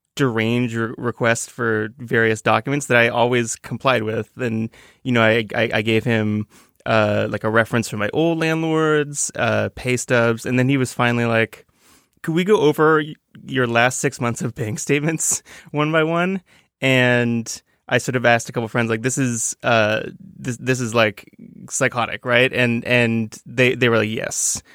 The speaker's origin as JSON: {"language": "English", "town": "Toronto", "region": "Ontario", "country": "Canada", "moved": "yes", "said": "I'm from Toronto, a, a very big town."}